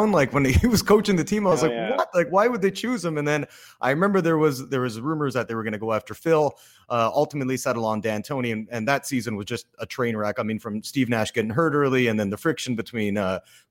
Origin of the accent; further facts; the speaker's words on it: Canada; now in Los Angeles, United States; I'm Canadian